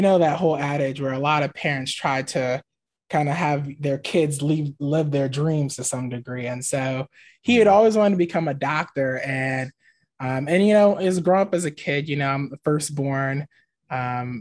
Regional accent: Maryland, United States; moved away as an adult; also born or lived in Michigan / Boston / Antigua (ancestry) / St. Kitts and Nevis (ancestry); I was born and raised in Maryland, but I like became a man in Michigan

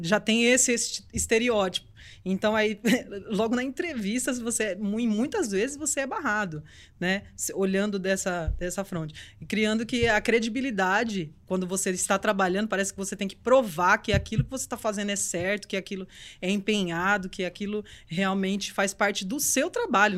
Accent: Recife, Pernambuco, Brazil; moved away; eu sou de Recife.

